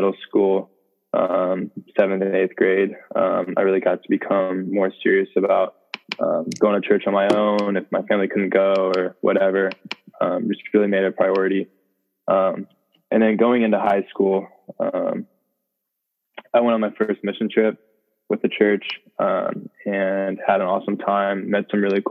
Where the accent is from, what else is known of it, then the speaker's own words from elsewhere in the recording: Dallas, Texas, United States; moved away as an adult; now in Durham, United States; Growing up, I'm from Dallas, Texas.